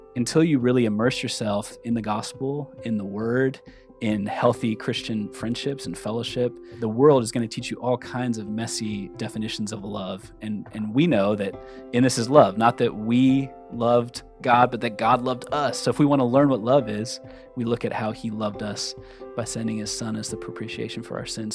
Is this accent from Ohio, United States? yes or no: yes; Cincinnati, Ohio, United States; moved away; also born or lived in Minneapolis, Minnesota; I'm originally from Cincinnati, Ohio, but I was living in Minneapolis at the time that we were dating